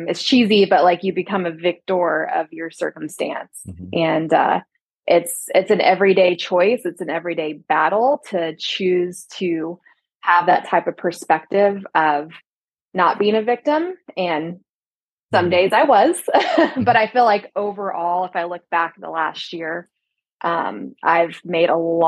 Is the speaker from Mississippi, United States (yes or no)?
no; Texas, United States; also born or lived in Las Vegas, Nevada; now in Los Angeles, United States; as a Texan